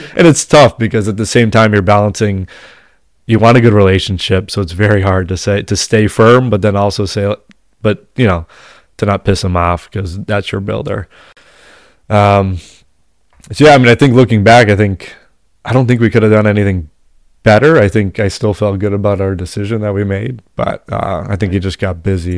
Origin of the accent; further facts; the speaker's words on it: Massachusetts, United States; We're from Massachusetts